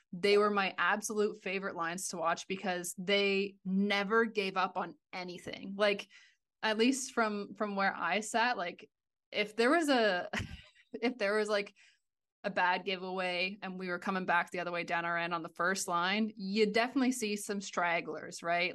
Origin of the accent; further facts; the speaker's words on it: Ontario, Canada; moved away as an adult; I grew up in Ontario, went out to, to university and played for five years on the East Coast, ended up moving overseas